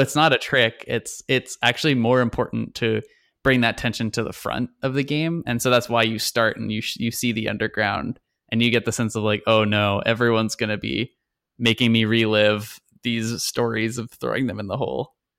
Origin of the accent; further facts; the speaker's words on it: Long Island, New York, United States; I grew up in New York. I grew up on Long Island, in the center okay. of the island, so the suburbs basically